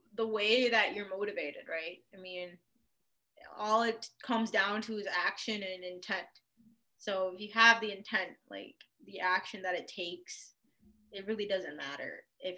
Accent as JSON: {"language": "English", "town": "Chicago", "region": "Illinois", "country": "United States", "tie": "born or raised there", "also_born_or_lived": "Windsor, Ontario, Canada", "moved": "as an adult", "lives_now": "Canada", "said": "So I grew up in Chicago, but I mean, I was born originally in Canada, in Windsor, Canada"}